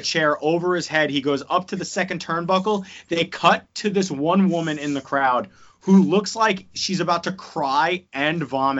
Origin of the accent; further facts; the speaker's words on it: United States; I'm obviously, I'm an American